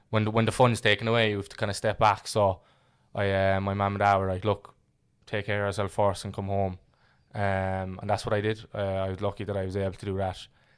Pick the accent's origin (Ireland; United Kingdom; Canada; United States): Ireland; Yeah, so I grew up in Fair and Ferris there on Redemption Road my whole life.